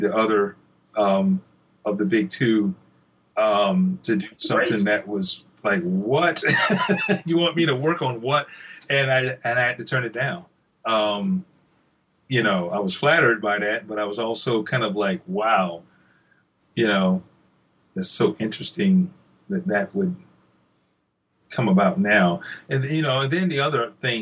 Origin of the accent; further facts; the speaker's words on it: Columbia, South Carolina, United States; Columbia, which is my hometown here in South Carolina